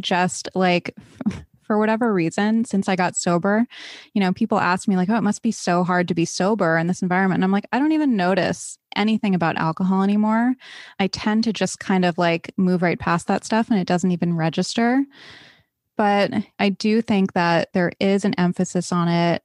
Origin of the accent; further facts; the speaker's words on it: East Coast, United States; I grew up on the East Coast